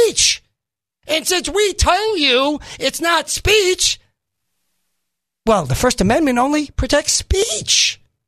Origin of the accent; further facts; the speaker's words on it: New York, United States; moved away; I grew up in a modest home. We didn't have so many trailers. I come from New York originally, as you know. We didn't have so many trailers. But I grew up there